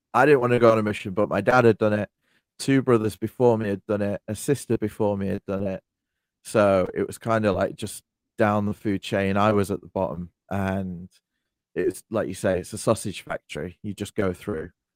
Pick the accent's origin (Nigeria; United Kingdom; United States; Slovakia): United Kingdom; I'm British